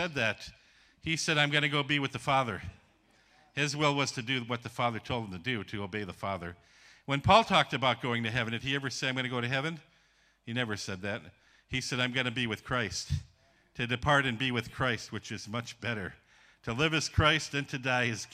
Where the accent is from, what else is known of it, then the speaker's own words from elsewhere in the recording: Ironwood, Michigan, United States; moved away as an adult; also born or lived in Hurley, Wisconsin / Ukraine; now in Georgia; I grew up in a place called Ironwood, Michigan